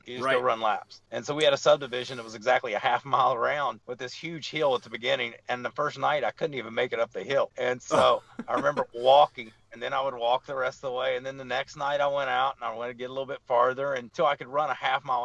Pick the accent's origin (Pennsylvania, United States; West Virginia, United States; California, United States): West Virginia, United States; also born or lived in Seattle, Washington; now in Portland, United States; I was born and raised in West Virginia